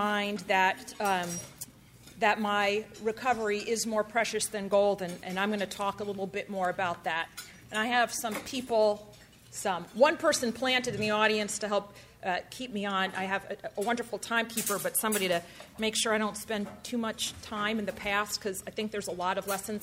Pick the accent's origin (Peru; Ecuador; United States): United States; New Jersey; now in Palo Alto, United States; I grew up in New Jersey